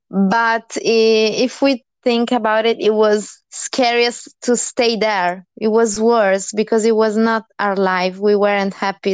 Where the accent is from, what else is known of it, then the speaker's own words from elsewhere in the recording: Italy; moved away as an adult; I'm from Italy